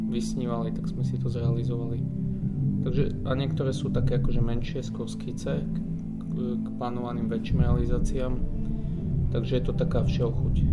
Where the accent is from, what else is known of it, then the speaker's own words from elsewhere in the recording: Bardejov, Prešov Region, Slovakia; moved away; Bardejov je moje rodné mesto, takže je to taká moja, ako sa povie, srdcovka.